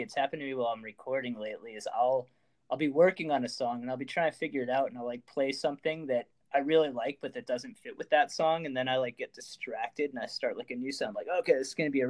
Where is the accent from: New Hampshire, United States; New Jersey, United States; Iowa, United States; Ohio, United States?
New Hampshire, United States; now in San Diego, United States; I'm from New Hampshire